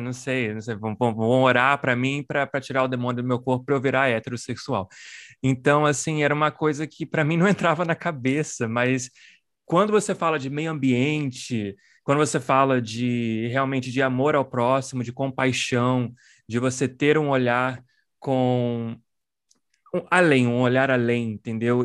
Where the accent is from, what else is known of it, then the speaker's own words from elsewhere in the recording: Brazil; como brasileiros, né, somos filhas e filhos do, do colonialismo